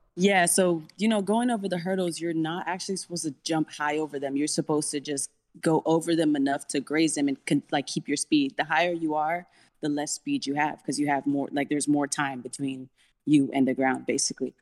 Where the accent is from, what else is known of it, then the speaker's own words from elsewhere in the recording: Mission, Texas, United States; I'm from the Valley